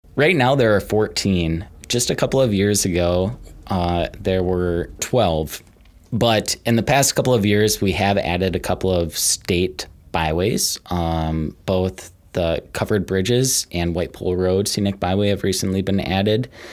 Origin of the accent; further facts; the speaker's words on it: Maple Grove, Minnesota, United States; moved away as an adult; also born or lived in Britt, Iowa / Garner, Iowa; now in Northeast Iowa, United States; grew up in Maple Grove, Minnesota, northwest of the Twin Cities